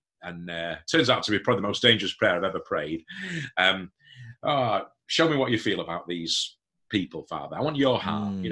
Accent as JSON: {"language": "English", "town": "Hemsworth", "region": "Yorkshire and the Humber", "country": "United Kingdom", "tie": "born or raised there", "said": "When I left university, I came to my home, back to my hometown, and got involved in a small community church"}